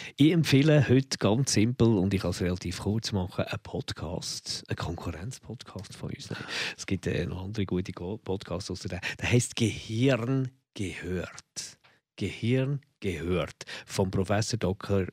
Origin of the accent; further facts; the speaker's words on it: Bern, Switzerland; moved away; am Bahnhöhenweg, wo ich aufgewachsen bin